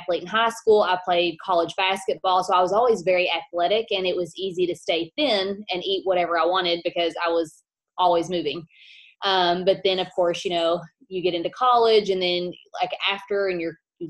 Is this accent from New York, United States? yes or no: no; Kentucky, United States; I am from Kentucky